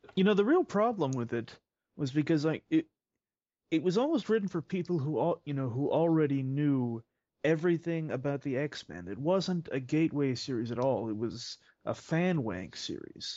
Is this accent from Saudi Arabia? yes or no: no; Canada; I am Canadian